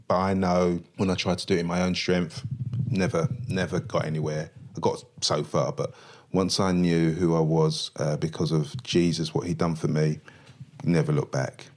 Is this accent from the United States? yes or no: no; London, United Kingdom; I grew up in Stratford, East London, lived on the seventeenth floor of a block of flats